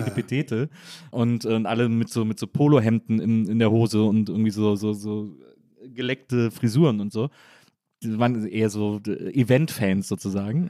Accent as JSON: {"language": "German", "town": "Wesseling", "region": "North Rhine-Westphalia", "country": "Germany", "said": "ich komme eigentlich aus Wesseling zwischen Köln und Bonn"}